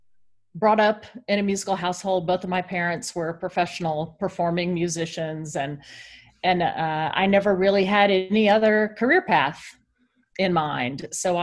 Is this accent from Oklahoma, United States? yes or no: no; Columbus, Georgia, United States; moved away; the local symphony where I grew up in Columbus, Georgia.